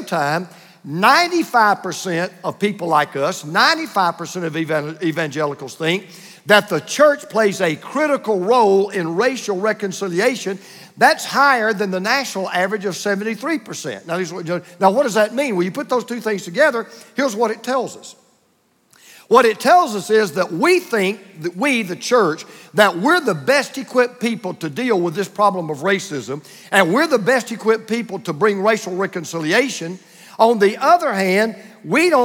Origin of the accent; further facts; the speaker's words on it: Bible Belt of the Deep South, United States; I grew up in the Buckle Belt of the Deep South